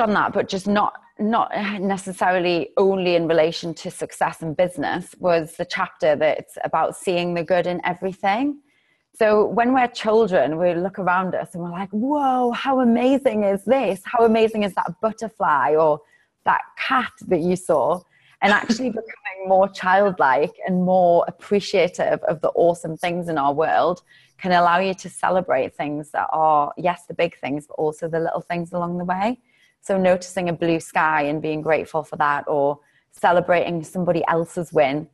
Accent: England, United Kingdom; also born or lived in Los Angeles; now in Cape Town, South Africa; being English

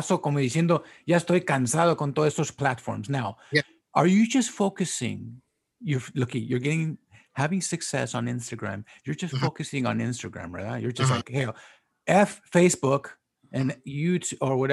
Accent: South Gate, California, United States; I grew up in Southgate

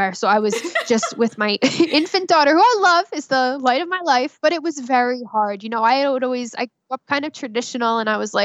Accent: New Jersey, United States; I'm from Jersey

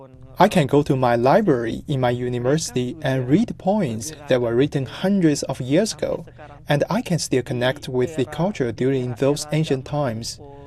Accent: Sumatra, Indonesia; now in Jakarta, Indonesia; I'm originally from Sumatra, and where I come from, this is considered taboo.

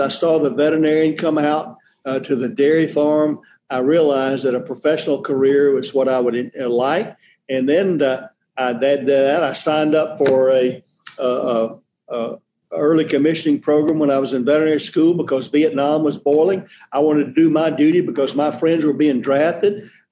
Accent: Middle Georgia, United States; also born or lived in Ohio / North Carolina; I grew up in Middle Georgia on a diversified row crop farm

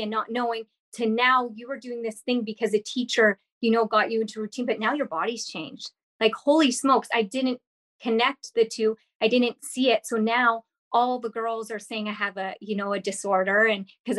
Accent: Kimberley, British Columbia, Canada; because I'm from, I grew up in Kimberley, BC. So I'm from the Rocky Mountains, small town. I moved quite a bit, but that was the place that I lived the longest.

